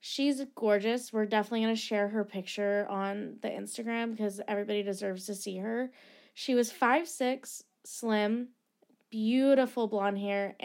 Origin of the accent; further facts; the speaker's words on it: United States; I love being American